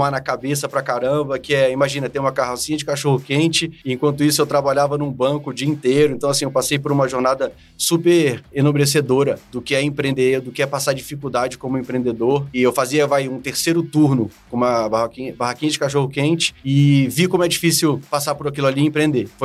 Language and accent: Portuguese; Brasília, Federal District, Brazil; born there; eu sou, eu sou brasiliense, nasci aqui em Brasília